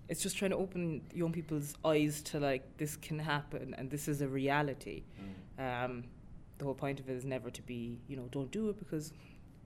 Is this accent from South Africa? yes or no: no; Millstreet, Munster, Ireland; my own town, my hometown in Mill Street, there's nothing for young people